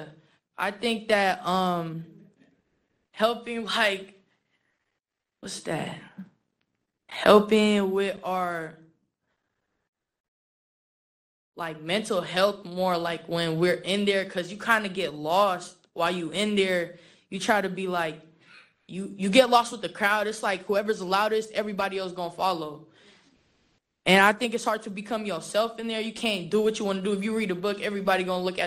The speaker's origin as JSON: {"language": "English", "town": "San Francisco", "region": "California", "country": "United States", "tie": "born or raised there", "also_born_or_lived": "Philippines", "said": "I grew up in the Tenderloin District, but I was originally born and raised in the Philippines. I came around 8, ended up in the Tenderloin District"}